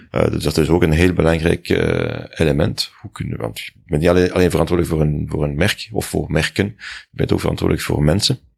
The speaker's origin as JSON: {"language": "Dutch", "region": "Brussels", "country": "Belgium", "tie": "born or raised there", "said": "In Brussel."}